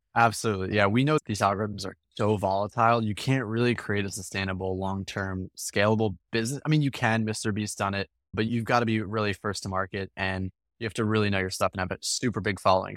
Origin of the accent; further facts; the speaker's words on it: Morristown, New Jersey, United States; I grew up in a small town in New Jersey, right outside of Philadelphia, called Morristown